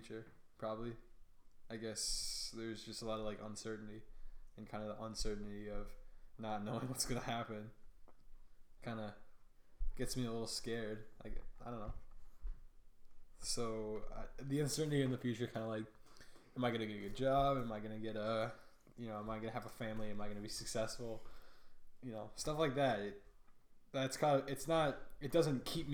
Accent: Wisconsin, United States; I'm from Wisconsin

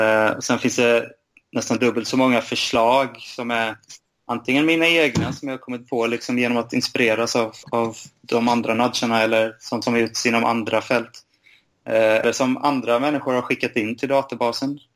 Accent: Bankeryd, Jönköping County, Sweden; also born or lived in Lund; Jag är uppvuxen i Bankeryd utanför Jönköping.

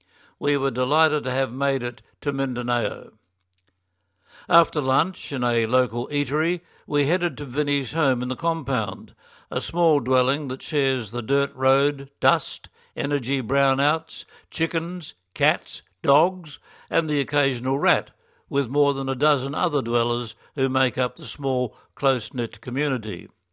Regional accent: Australia; And this was a moment of small pride for me as an Aussie, aware of what an influence the Far East magazine has been on Catholics in parishes since my childhood in the 1950s.

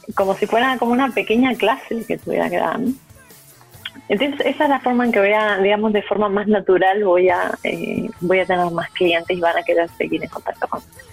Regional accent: Uruguay; now in Chile; yo soy uruguaya

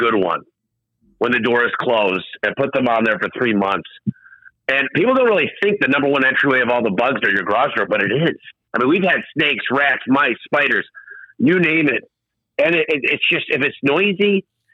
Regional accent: Michigan, United States; moved away; also born or lived in Phoenix / Tucson; I'm from Michigan

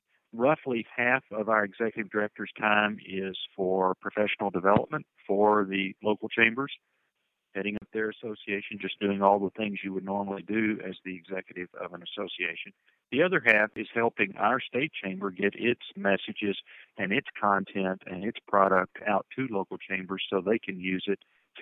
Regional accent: Owensboro, Kentucky, United States; moved away as an adult; also born or lived in Birmingham, Alabama; I'm a native of Kentucky. I was born and raised in Owensboro, Kentucky

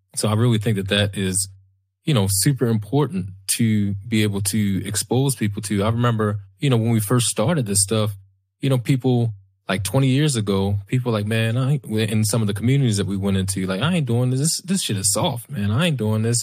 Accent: Baltimore, Maryland, United States; we grew up in West Baltimore, lived in West Baltimore, dangerous place

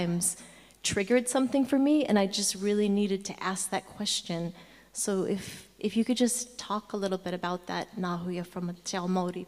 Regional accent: Hawaiian Islands, United States; I'm from the Hawaiian Islands

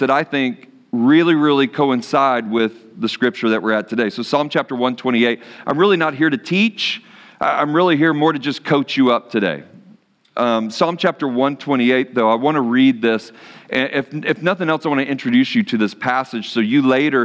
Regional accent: Dallas, Texas, United States; I'm from Dallas-Fort Worth area in Texas

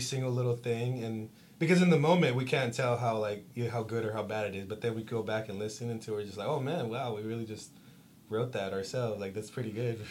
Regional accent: Stockton, California, United States; also born or lived in Castro Valley, California; I was born in Castro Valley, and I came to Stockton uh, in about the second grade. So I basically consider myself a Stocktonian

